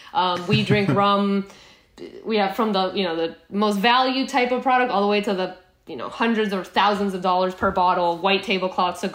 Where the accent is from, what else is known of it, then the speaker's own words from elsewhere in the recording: Guatemala; moved away as an adult; also born or lived in El Salvador / Boston; I grew up in Guatemala. Most of my childhood, I moved down to Central America when I was about 9 years old, lived in El Salvador for a few years, and then we moved to Guatemala where I did all of my high school education